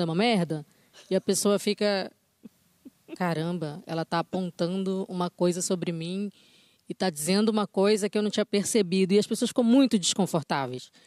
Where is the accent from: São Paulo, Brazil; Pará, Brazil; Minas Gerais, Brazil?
Pará, Brazil; Belém; a gente é de Belém do Pará